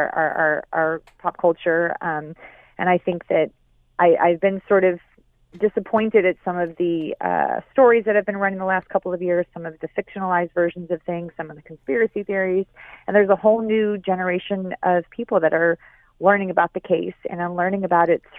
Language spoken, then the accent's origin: English; Chicago, Illinois, United States; moved away; also born or lived in San Francisco; I was raised in Chicago